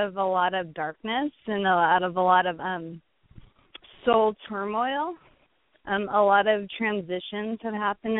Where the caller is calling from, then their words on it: Lathrop, California, United States; Lathrop, California.